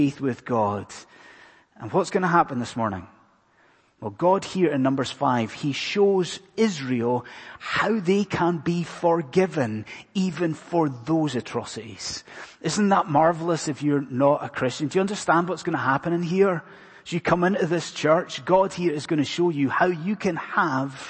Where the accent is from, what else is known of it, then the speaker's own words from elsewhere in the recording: Scotland, United Kingdom; being a Scotsman, not an Irishman